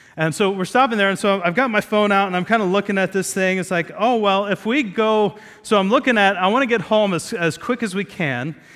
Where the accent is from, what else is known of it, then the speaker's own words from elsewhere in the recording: Ohio, United States; moved away; we were, lived in Ohio, we grew up in Ohio